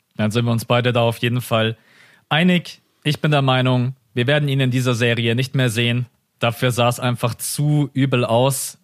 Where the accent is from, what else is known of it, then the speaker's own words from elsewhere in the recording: Germany; Das sind wir Deutschen